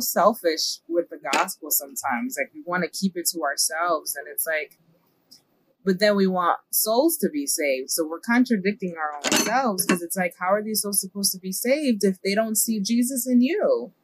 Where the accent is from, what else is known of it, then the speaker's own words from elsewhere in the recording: New York City, New York, United States; moved away as an adult; now in Lebanon, Pennsylvania, United States; I was born and raised in the Bronx, New York